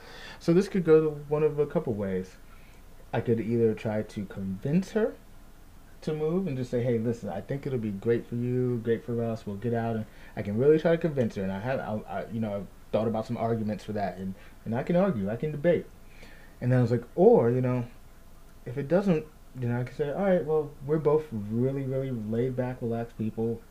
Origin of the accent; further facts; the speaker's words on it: the North, United States; also born or lived in Wilmington, North Carolina; I'm from the North. I moved down there for 2 years